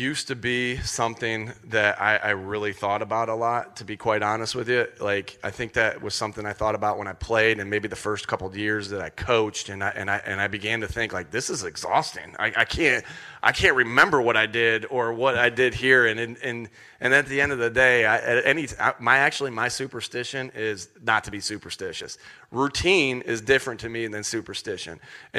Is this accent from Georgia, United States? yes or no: no; Jamestown, New York, United States; because it's the moment that I remember most as a kid growing up near Jamestown, York, near the Buffalo area.